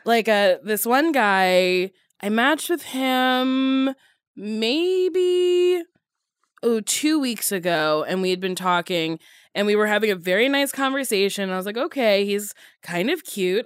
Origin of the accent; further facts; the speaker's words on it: New Jersey, United States; I grew up in Jersey around a ton of Jewish people